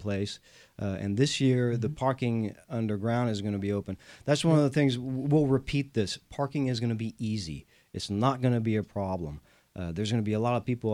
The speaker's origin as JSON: {"language": "English", "country": "France", "moved": "as an adult", "lives_now": "Houston, United States", "said": "I am the Texan from France, a proud Houstonian"}